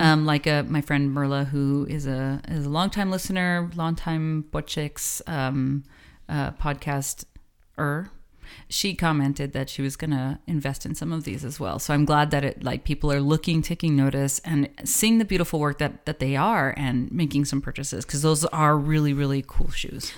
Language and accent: English; the Borderlands, New Mexico, United States; Bueno Foods is something that we grew up with here in the Borderlands